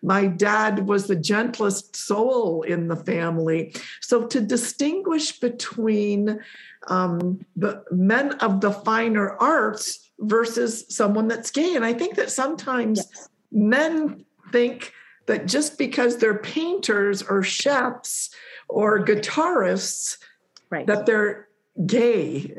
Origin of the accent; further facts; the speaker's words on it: Poland; born there; Again, I was born in Poland, raised by two Polish parents.